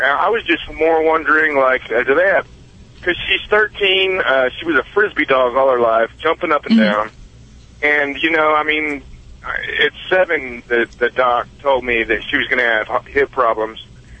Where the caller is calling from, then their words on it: Mount Pleasant, Iowa, United States; Actually, Mount Pleasant, Iowa. I'm just pulling into a Walmart distribution center.